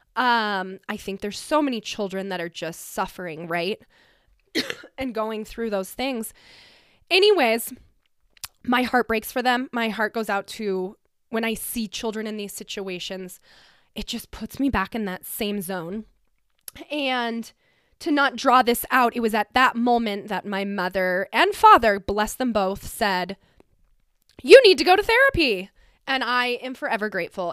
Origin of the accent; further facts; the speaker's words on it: Glenwood Springs, Colorado, United States; now in Glenwood Springs, United States; I grew up in Glenwood Springs, Colorado, a small little mountain town